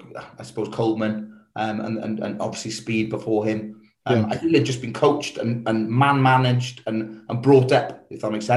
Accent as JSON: {"language": "English", "region": "Wales", "country": "United Kingdom", "said": "I'm Welsh."}